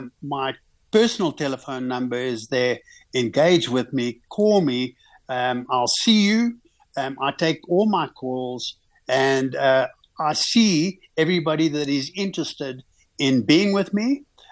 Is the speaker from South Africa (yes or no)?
yes; South Africa; one always, as a South African businessman, you make a plan.